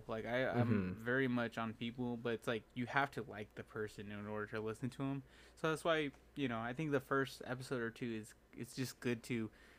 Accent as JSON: {"language": "English", "town": "Sacramento", "region": "California", "country": "United States", "tie": "born or raised there", "said": "this is my hometown"}